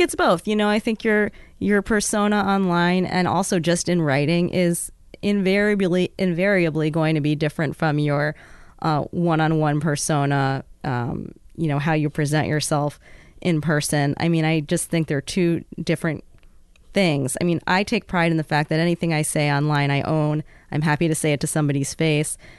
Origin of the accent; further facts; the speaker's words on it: New York City, New York, United States; moved away as an adult; also born or lived in Bethel, Alaska; now in Juneau, United States; growing up in the South Bronx